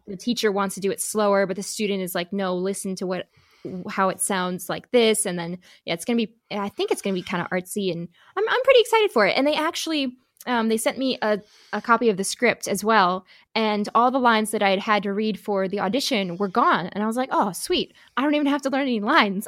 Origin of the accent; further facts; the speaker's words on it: Midwest, United States; accent: Midwest; moved away; my little Midwest accent